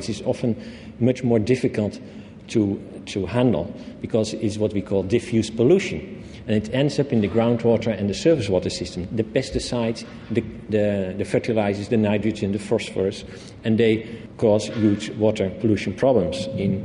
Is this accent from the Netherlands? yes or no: yes; Netherlands; I come from the Netherlands